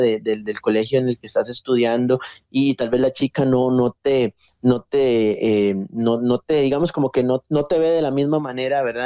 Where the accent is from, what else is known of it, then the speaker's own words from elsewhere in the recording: Costa Rica; soy de Costa Rica, nací acá en, Costa Rica